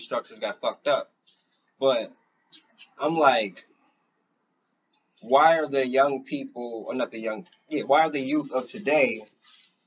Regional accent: Boston, Massachusetts, United States; back when I was young, I had to defend Roxbury

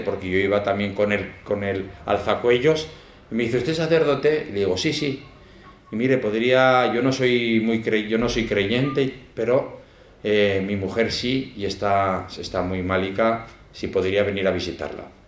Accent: Zaragoza, Aragon, Spain; moved away as an adult; now in El Salvador; aunque soy de Zaragoza, pero me fui jovencico

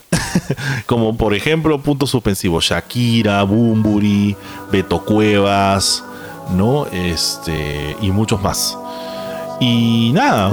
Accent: Peru; nosotros somos eh, peruanos

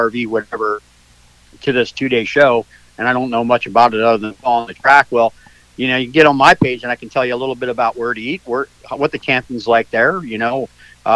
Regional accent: Pennsylvania, United States; moved away as an adult; now in Florida, United States; I grew up in Pennsylvania, but spent a lot of my adult life here in Florida

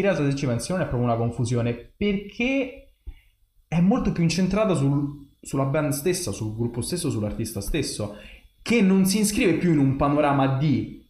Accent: Italy; sono italiano

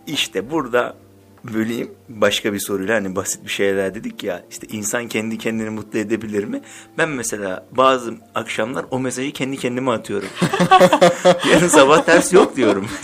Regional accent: Black Sea Region, Turkey; benim mesela Karadenizliyim ben

